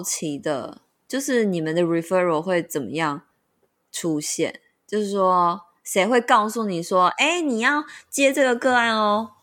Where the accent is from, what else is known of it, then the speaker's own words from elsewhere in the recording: central Taiwan, Taiwan; moved away; 我们中部人就是要喝那种看起来很 fancy 的饮料店。